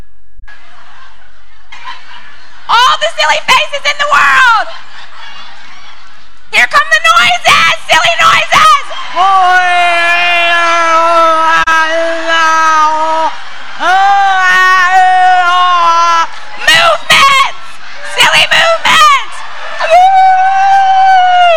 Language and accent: English; Louisiana, United States; moved away as an adult; now in Texas, United States; I'm working on being a Texan, but I am from Louisiana